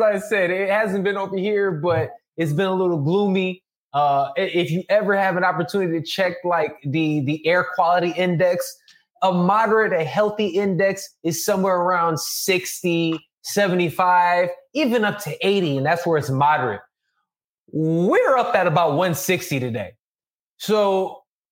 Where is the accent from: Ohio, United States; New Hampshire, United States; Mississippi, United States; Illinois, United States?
Illinois, United States; Chicago; now in Los Angeles, United States; I'm a Midwest boy. I'm from Chicago.